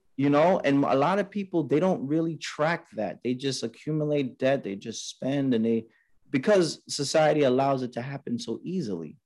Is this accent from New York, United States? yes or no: yes; New York City, New York, United States; growing up in Queens, New York